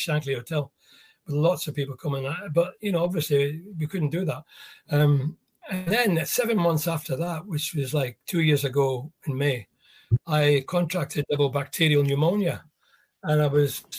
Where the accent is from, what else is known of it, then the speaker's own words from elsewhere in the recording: Scotland, United Kingdom; also born or lived in South Africa; I'm British, I'm Scottish